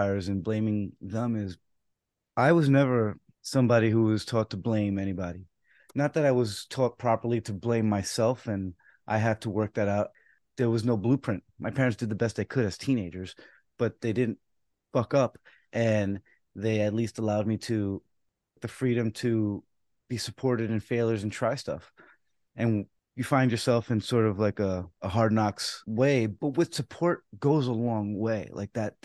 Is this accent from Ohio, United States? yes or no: no; New York City, New York, United States; I was born in the Bronx